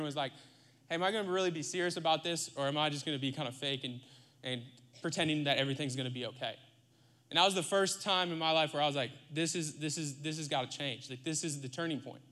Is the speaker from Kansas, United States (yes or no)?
no; Iowa, United States; moved away as an adult; also born or lived in Lakeland, Florida; now in Texas, United States; I grew up, like I said, in Iowa. I grew up in Iowa, the heartland, the middle of the country, the Midwest